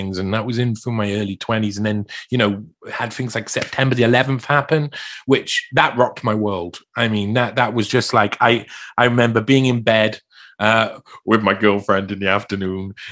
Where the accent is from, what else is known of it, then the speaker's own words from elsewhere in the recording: South Wales, United Kingdom; I was brought up in South Wales